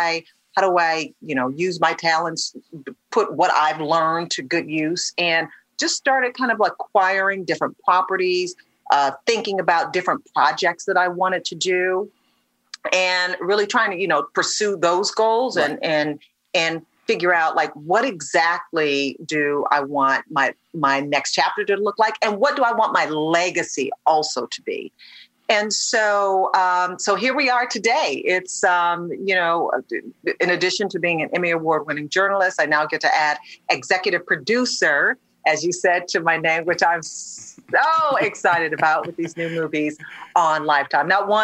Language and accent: English; Detroit, Michigan, United States; born or raised there